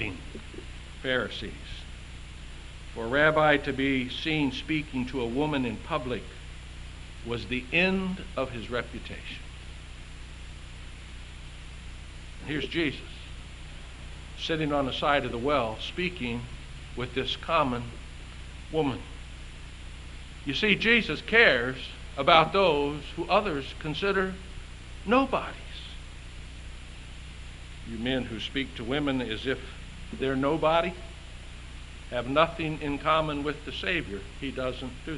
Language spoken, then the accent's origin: English; the South, United States; I grew up in the South